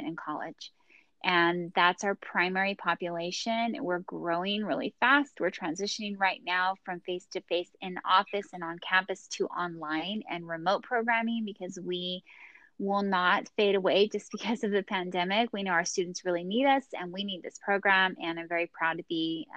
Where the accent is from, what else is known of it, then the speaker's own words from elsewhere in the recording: Bakersfield, California, United States; also born or lived in Los Angeles; I am from the San Joaquin Valley. I grew up in Bakersfield